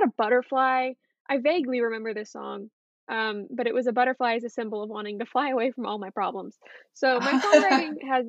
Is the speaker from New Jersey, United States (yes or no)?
no; San Diego, California, United States; moved away as an adult; now in Nashville, United States; I'm from California, San Diego, California